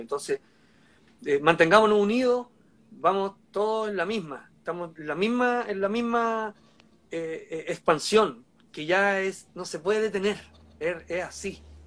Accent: Santiago, Santiago Metropolitan Region, Chile; Yo como santiaguino de cepa

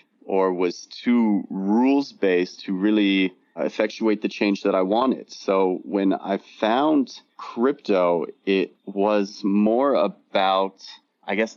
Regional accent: Southern California, United States; also born or lived in New York / Los Angeles; I was born and raised in Southern California, went to university in New York

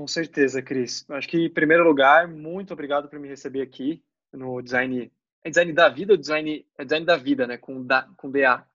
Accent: Joinville, Santa Catarina, Brazil; moved away as an adult; also born or lived in Londrina / São Paulo; eu nasci em Londrina, mas a minha família inteira é de São Paulo. Com 5 anos de, de, idade, eu me mudei para Joinville, que fiquei até os 20

